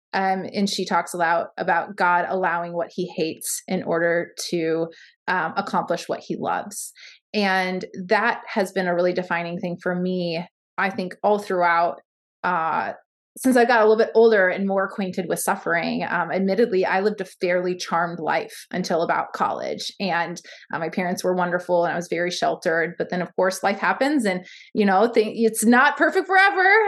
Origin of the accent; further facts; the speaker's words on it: Baltimore, Maryland, United States; now in Ames, United States; born in baltimore maryland so i currently live in ames iowa